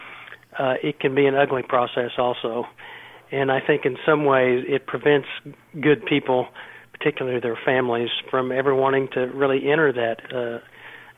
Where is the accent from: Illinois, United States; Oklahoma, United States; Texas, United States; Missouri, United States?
Oklahoma, United States; also born or lived in Washington, D.C. / New York; now in Scottsdale, United States; I'm originally from Oklahoma, but I now spent 30 years on the East Coast in Washington and New York, and I now live in Scottsdale, Arizona.